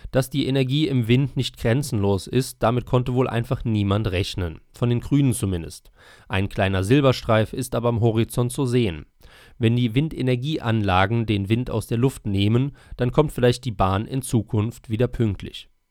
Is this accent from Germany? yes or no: yes; Bietigheim-Bissingen, Baden-Württemberg, Germany; In meinem Heimatdorf Bietigheim-Bissingen